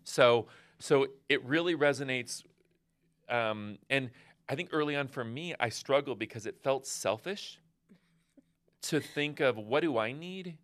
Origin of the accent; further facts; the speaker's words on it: West Coast, United States; I'm from the West Coast